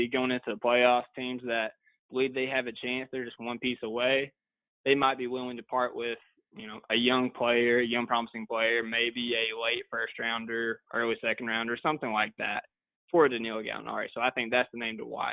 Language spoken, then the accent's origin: English; Kentucky, United States; I'm from Kentucky